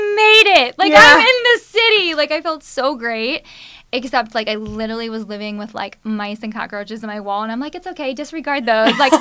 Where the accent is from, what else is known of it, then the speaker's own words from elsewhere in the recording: Rochester, New York, United States; moved away as an adult; now in Los Angeles, United States; originally from upstate New York, Rochester